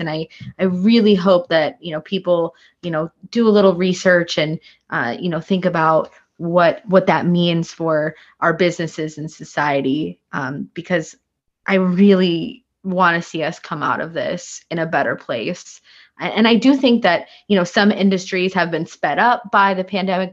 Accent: Sheboygan, Wisconsin, United States; moved away as an adult; now in Washington, D.C., United States; I was born and raised in Sheboygan, Wisconsin.

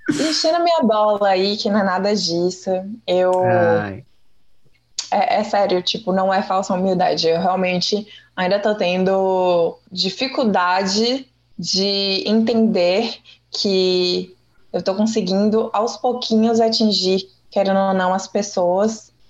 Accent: Salvador, Bahia, Brazil; Eu sou de Salvador, minha família toda é.

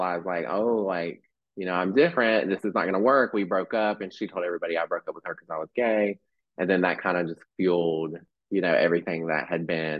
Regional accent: Mount Airy, North Carolina, United States; also born or lived in Texas; So I was born in Texas, lived there for like 5 years, moved to Mount Airy, North Carolina. I don't know if you've ever heard of that.

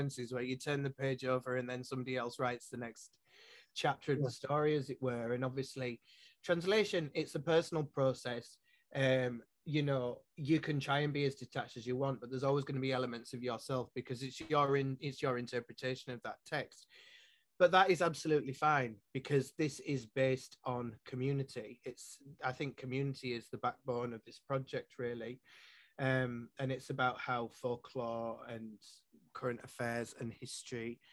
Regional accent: Yorkshire and the Humber, United Kingdom; first language English; moved away as an adult; now in Scotland, United Kingdom; I'm a Yorkshireman. English is my first language.

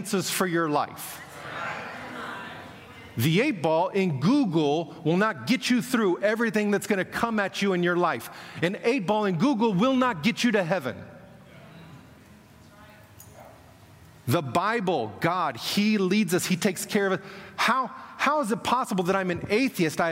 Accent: Kansas, United States; moved away as an adult; now in Moscow, Russia; I was born in Kansas, but 29 years ago moved on to the mission field and have been there ever since.

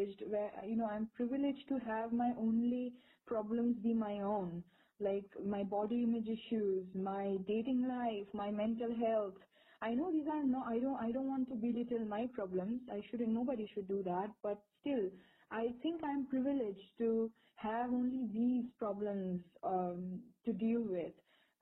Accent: India; us as Indian women, young women

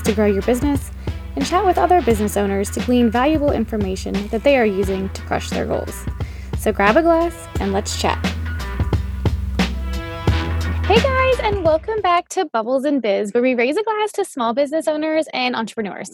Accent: New Orleans, Louisiana, United States; moved away as an adult; now in Columbia River Gorge, United States; I'm originally from New Orleans. My husband and I are both from New Orleans, but we came up here like 2 years after Katrina.

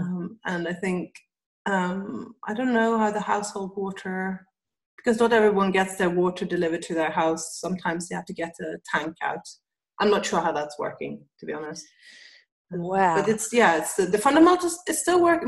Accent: Sweden; also born or lived in England; now in Amman, Jordan; I'm from Sweden

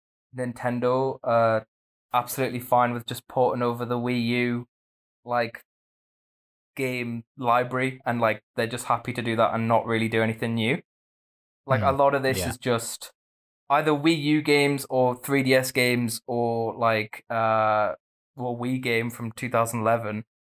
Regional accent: Australia; now in United Kingdom; although I'm from Australia.

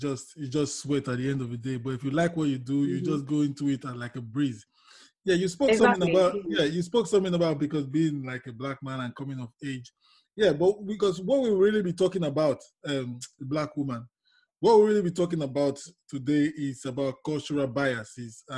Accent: Nigeria; now in England; I am from Nigeria

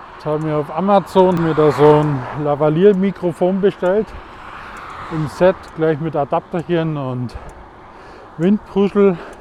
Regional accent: Swabia, Bavaria, Germany; accent: Swabian; wie ihr vielleicht an meinem Dialekt erkennt, ich komme aus dem Schwaberlindli

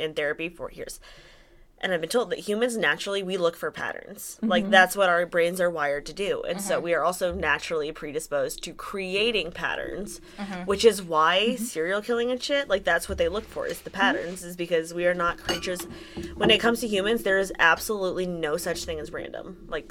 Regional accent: Denver, Colorado, United States; now in Texas, United States; I'm from Denver. We're on a grid system.

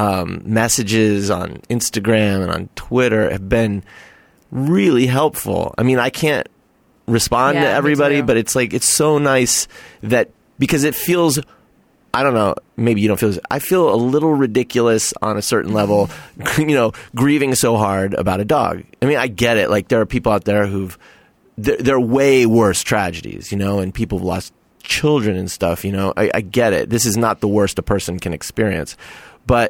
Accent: Arizona, United States; moved away; I grew up in Arizona, and we would sleep with one thin sheet on

